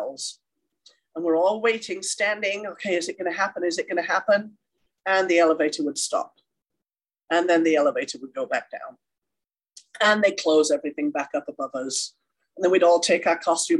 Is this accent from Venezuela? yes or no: no; England, United Kingdom; moved away as an adult; now in Carson City, United States; I grew up in a small town in England, went to a dance studio.